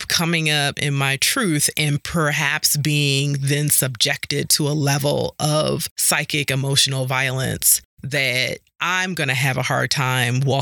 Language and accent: English; New York City, New York, United States; moved away; growing up in Harlem and in New York